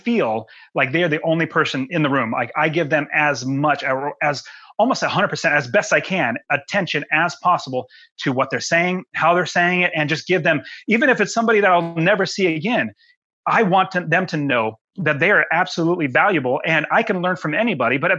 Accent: United States; I love being an American

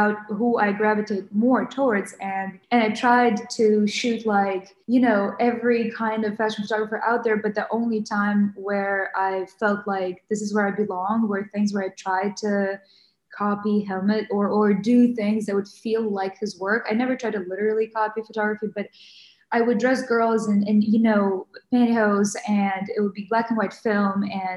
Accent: Ukraine; moved away; also born or lived in Western Ukraine / Kyiv; I grew up in Western Ukraine, so I was born and I grew up in Kyiv, but until I was 8 years old, I was in Western Ukraine

